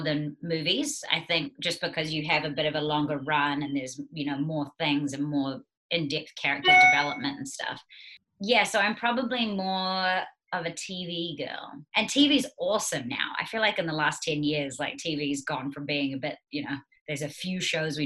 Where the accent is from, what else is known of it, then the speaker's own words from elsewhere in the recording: New Zealand; also born or lived in United States; I am a New Zealander and a Kiwi